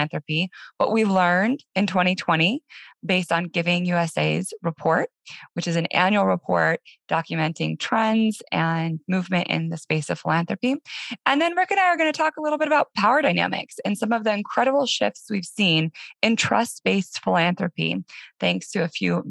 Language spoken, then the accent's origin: English; Denver, Colorado, United States; moved away as an adult; my hometown, Denver, Colorado, after being gone for about 13 years.